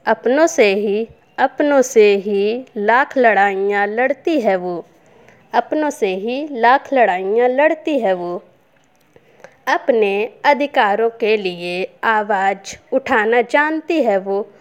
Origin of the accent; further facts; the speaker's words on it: Kanpur, Uttar Pradesh, India; मैं उत्तर प्रदेश के ज़िले कानपुर की रहने वाली हूँ